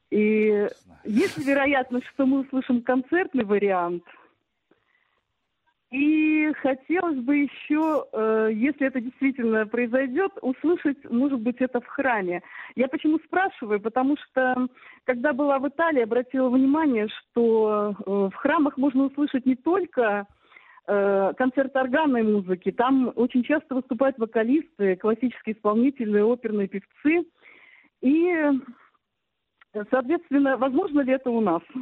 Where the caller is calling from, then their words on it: Chelyabinsk, Chelyabinsk Oblast, Russia; я из Челябинска.